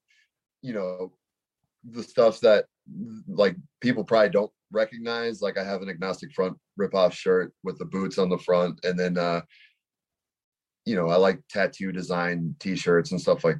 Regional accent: Los Angeles, California, United States; I'm from the Valley

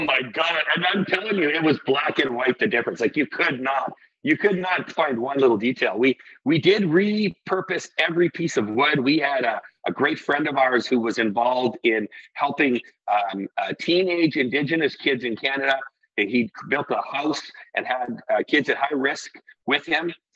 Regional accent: Iceland; I come from Iceland

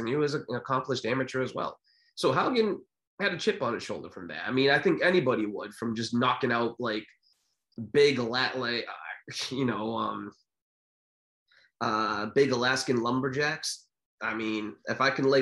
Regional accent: New Bedford, Massachusetts, United States; I'm from New Bedford, Mass

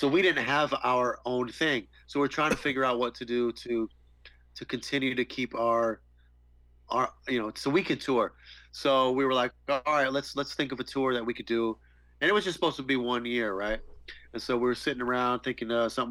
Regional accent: Santa Rosa, California, United States; my hometown.

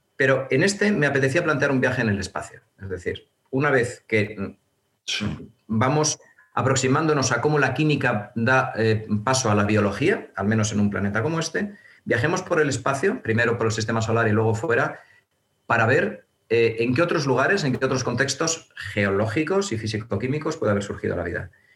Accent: Burgos, Castile and León, Spain; moved away as an adult; now in Madrid, Spain; inicialmente en Burgos, que yo, yo, soy burgalés y estudié hasta tercero de carrera allí, y luego ya me vine aquí a Madrid

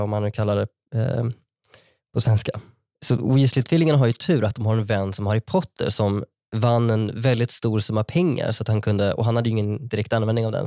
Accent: Vara, Västra Götaland, Sweden; moved away as an adult; min lokala bank från där jag växte upp

